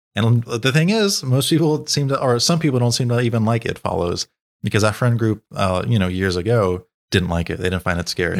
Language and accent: English; United States; as an American